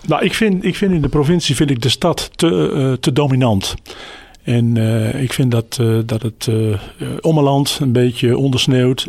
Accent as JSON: {"language": "Dutch", "region": "Groningen", "country": "Netherlands", "tie": "born or raised there", "said": "ik ben geboren en getogen in Groningen"}